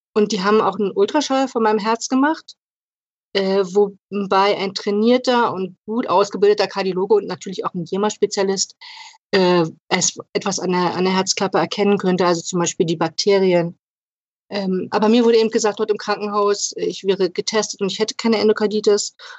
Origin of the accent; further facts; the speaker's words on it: Lübben, Brandenburg, Germany; ich komme aus Lübben im Spreewald